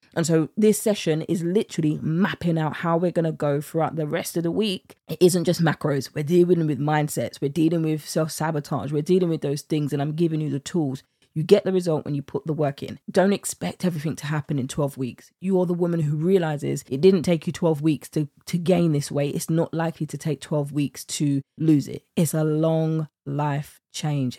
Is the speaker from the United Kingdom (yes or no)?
yes; United Kingdom; accent: British; my British accent